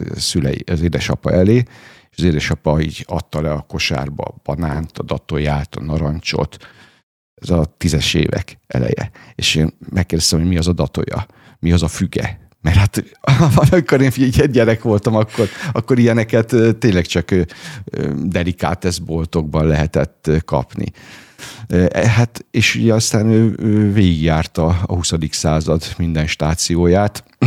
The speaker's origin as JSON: {"language": "Hungarian", "town": "Veszprém", "region": "Veszprém County", "country": "Hungary", "tie": "born or raised there", "also_born_or_lived": "Szombathely", "moved": "as an adult", "said": "én Veszprémben születtem, ott is nőttem fel, ott érettségiztem a Lovasi László gimnáziumban"}